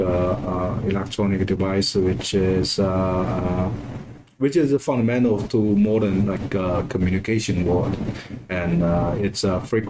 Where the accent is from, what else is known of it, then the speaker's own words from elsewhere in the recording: China; moved away as an adult; now in United States; I was born in China, and which is a province very close to Shanghai